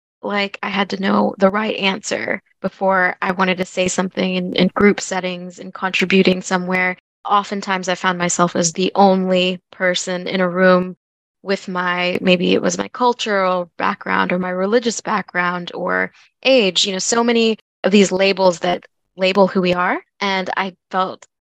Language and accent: English; United States; also born or lived in Louisville, Kentucky; I am Bengali American. I was born and raised in the United States, and my parents are both from Bangladesh